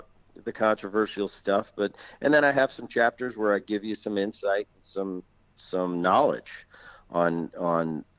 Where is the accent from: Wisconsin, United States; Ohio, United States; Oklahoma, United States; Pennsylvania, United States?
Pennsylvania, United States; Philadelphia; also born or lived in New Jersey; growing up in Philly and going to the ballpark when I was 4 and 5 years old